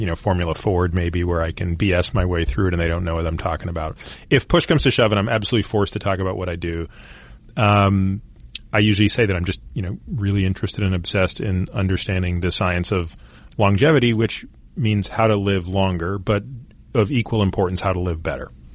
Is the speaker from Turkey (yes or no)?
no; Toronto, Ontario, Canada; I grew up in Toronto